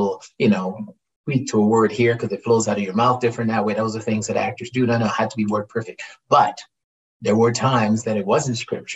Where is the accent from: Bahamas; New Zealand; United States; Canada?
Canada; I'm a Canadian actor that's working. I'm a Canadian actor